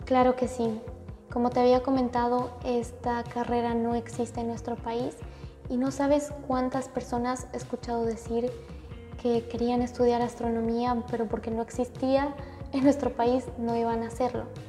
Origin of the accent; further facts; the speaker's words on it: Bolivia; now in New York, United States; como primera boliviana